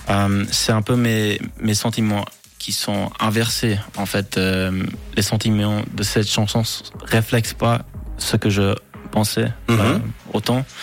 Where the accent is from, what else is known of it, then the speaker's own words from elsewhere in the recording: Quebec, Canada; accent: Quebec; c'est mon vrai accent